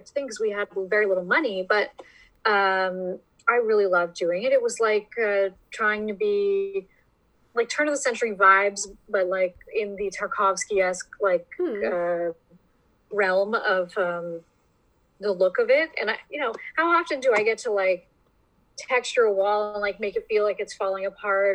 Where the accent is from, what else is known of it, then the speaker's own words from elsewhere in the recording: Welland, Ontario, Canada; my hometown, in Welland, Ontario